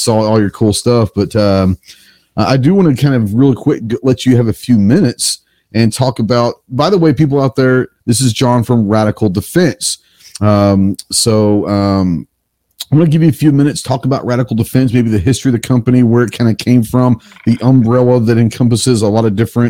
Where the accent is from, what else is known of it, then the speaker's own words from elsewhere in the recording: Texas, United States; I'm from Texas